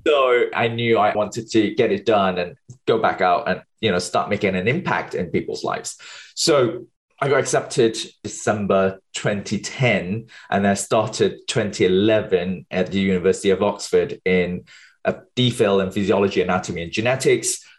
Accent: Malaysia; moved away as an adult; also born or lived in United Kingdom / New York City, United States; I was born and bred in Malaysia. Um, so, until I was 20 years old, finished my A levels, I moved to the UK

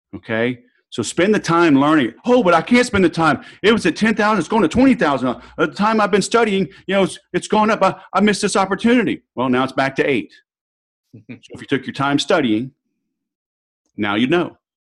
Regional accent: the South, United States; now in Southern California, United States; I'm from the South

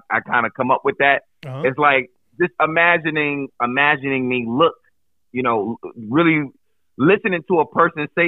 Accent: Buffalo, New York, United States; also born or lived in New Jersey; now in Pennsylvania, United States; born and raised in Buffalo

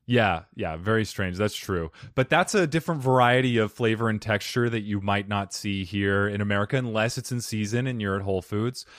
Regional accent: Arizona, United States; Arizonians, we, we block out, like, half our consonants

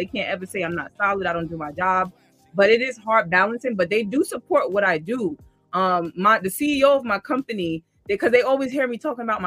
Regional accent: New York City, New York, United States; I'm from Queens, born and raised. I still live in Queens

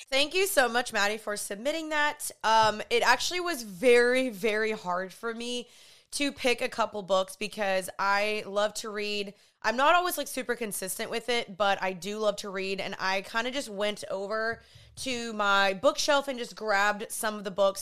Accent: Dallas, Texas, United States; also born or lived in Los Angeles, California; I am from Dallas, Texas. I just moved back here from L A.

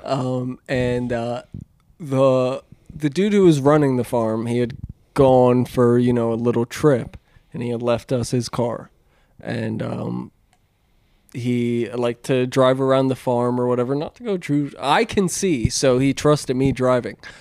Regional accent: Pennsylvania, United States; moved away; growing up in Pennsylvania

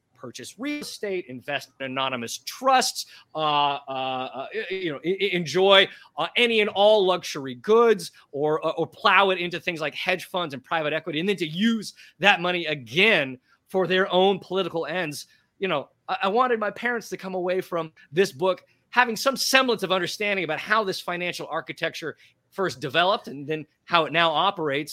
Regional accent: Portland, Oregon, United States; moved away as an adult; also born or lived in Texas; now in New York City, United States; a proud American, born and raised in Portland, Oregon

